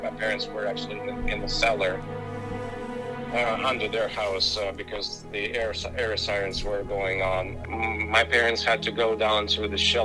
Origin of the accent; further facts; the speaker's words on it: Vinnytsia, Vinnytsia Oblast, Ukraine; moved away; in Vinnytsia, in my hometown